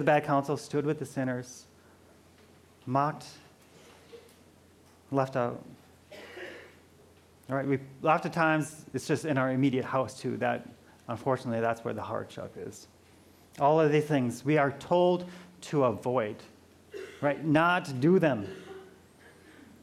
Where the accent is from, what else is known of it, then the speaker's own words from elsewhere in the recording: Midwest, United States; moved away; I'm from the Midwest